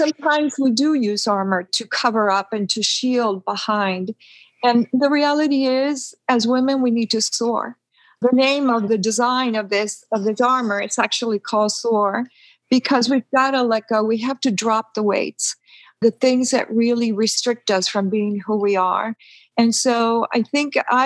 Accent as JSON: {"language": "English", "country": "Peru", "tie": "born or raised there", "moved": "yes", "said": "We were born and raised in Peru"}